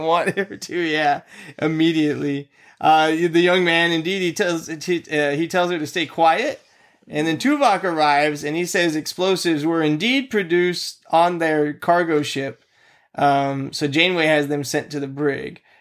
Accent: United States; I'm an American male

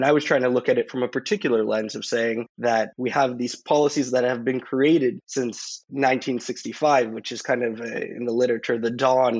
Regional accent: Boca Raton, Florida, United States; I'm from Boca Raton, Florida.

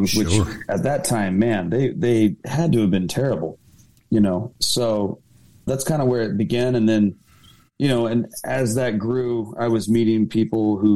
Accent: Orange County, California, United States; we're from Orange County.

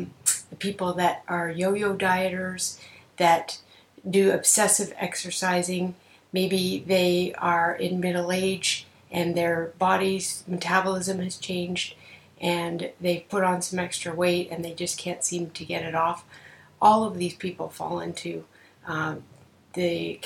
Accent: Canada; I'm a Canadian psychotherapist

